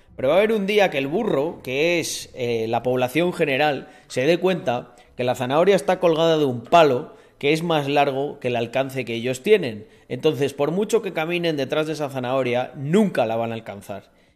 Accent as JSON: {"language": "Spanish", "country": "Spain", "said": "en mi país, Españita"}